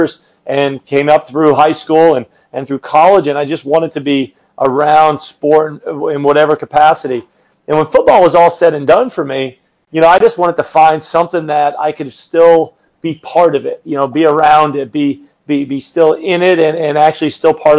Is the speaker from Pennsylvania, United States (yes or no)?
yes; Northeast Pennsylvania, United States; now in Indiana, United States; I grew up in Northeast Pennsylvania